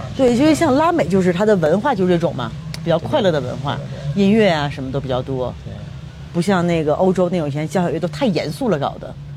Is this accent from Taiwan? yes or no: no; China; now in Mexico; 因为我们亚洲人，尤其我们中国人， 我们是那种拿性感当的是一种不好的东西